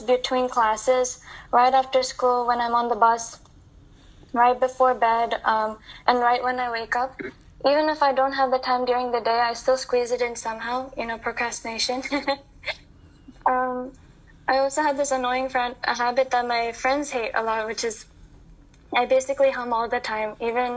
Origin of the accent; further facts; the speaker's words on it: United States; growing up in America, you know, Indian Americans like me